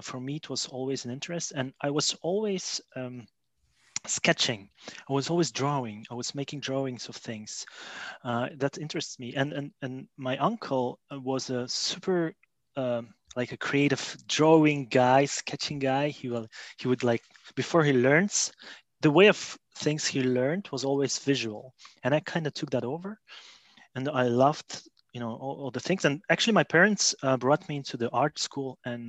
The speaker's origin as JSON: {"language": "English", "country": "Belgium", "tie": "born or raised there", "also_born_or_lived": "Russia", "said": "But anyways, I was born in Russia. So actually, my parents moved to Belgium when I was about 13 years old. That's more than 20 years ago."}